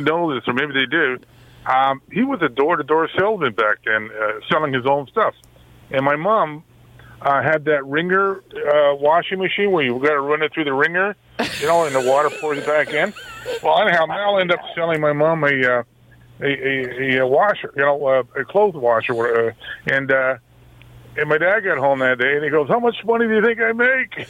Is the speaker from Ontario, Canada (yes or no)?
yes; Toronto, Ontario, Canada; now in Pefferlaw, Canada; I grew up in Little Italy there between uh, college and I guess it's still called Dundas, Manning there